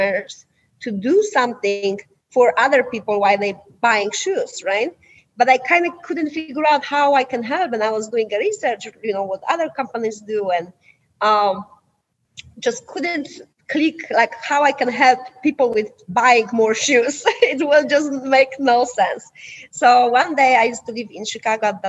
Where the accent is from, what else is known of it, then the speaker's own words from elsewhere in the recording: Poland; English is a second language; now in United States; I'm originally from Poland.